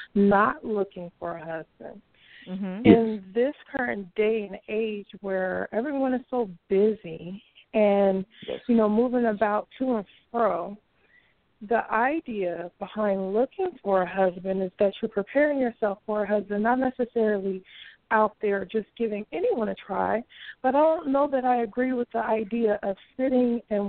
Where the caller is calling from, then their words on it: Bay Area, California, United States; I'm calling from the Bay Area.